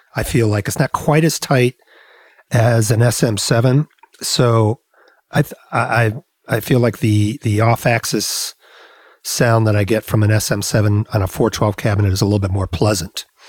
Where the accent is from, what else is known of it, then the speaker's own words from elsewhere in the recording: Rockford, Illinois, United States; also born or lived in Chicago, Illinois; I grew up in Rockford, Illinois, which is about 90 miles west of Chicago